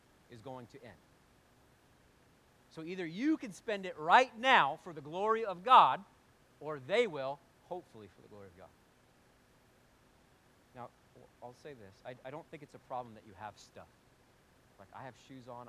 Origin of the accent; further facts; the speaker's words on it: United States; we're American